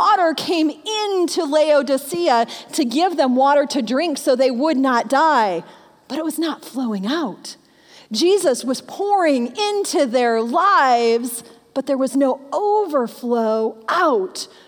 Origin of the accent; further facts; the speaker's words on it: Michigan, United States; I'm a Michigan girl. I grew up in Michigan